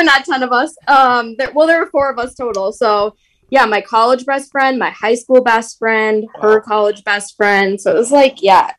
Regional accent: Big Lake, Minnesota, United States; I am from Minnesota, born and raised. I grew up in Big Lake, Minnesota. Nice little rural-ish small town.

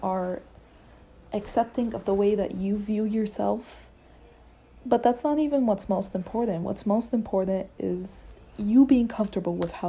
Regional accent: Egypt; moved away; I'm Egyptian, I'm from Egypt.

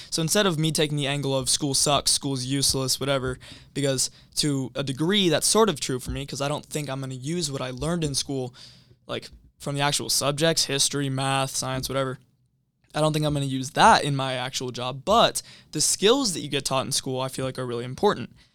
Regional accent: Everett, Washington, United States; I grew up in Everett, Washington

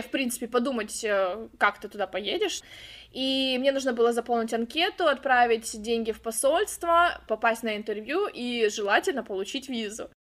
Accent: Khabarovsk, Khabarovsk Krai, Russia; moved away as an adult; now in California, United States; я родом из Хабаровска, это Россия, Дальний Восток

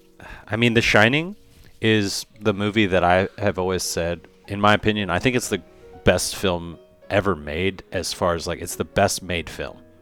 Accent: United States; As an American living in the post 20th century, early 21st century

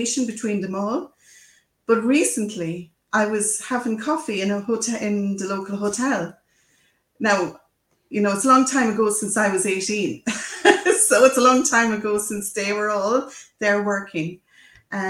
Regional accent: Ireland; I'm an Irish person, so we love telling stories

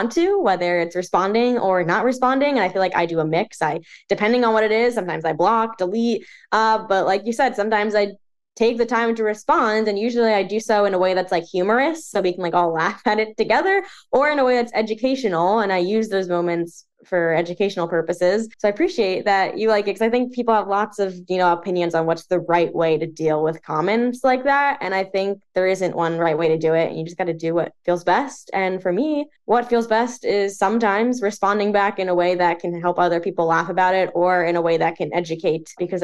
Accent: New Jersey, United States; also born or lived in New York; So I grew up in New Jersey my whole life. I am currently still living in New Jersey.

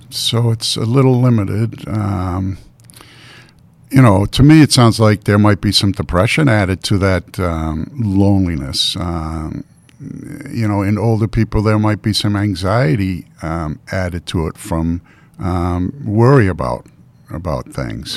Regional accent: Baltimore, Maryland, United States; moved away; also born or lived in Boston, Massachusetts; I grew up on the Mason-Dixon line

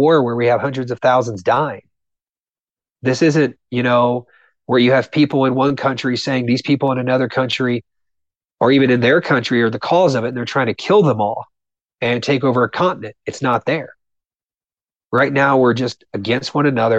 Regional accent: Southern Ohio, United States; growing up in Southern Ohio was amazing for that because I had people around me in my small town.

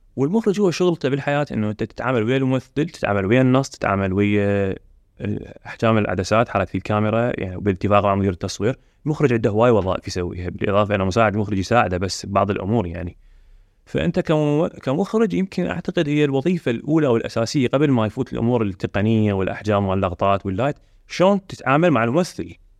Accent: Iraq; عندنا بالعراق

